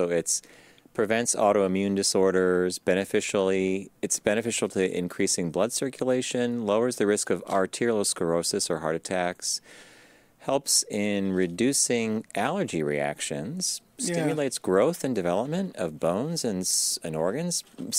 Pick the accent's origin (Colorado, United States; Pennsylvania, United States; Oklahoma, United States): Pennsylvania, United States; Pittsburgh; Yeah. I'm from Pittsburgh. What do you want, right?